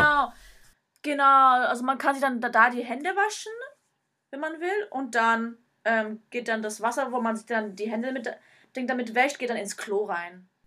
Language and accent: German; Germany; now in Japan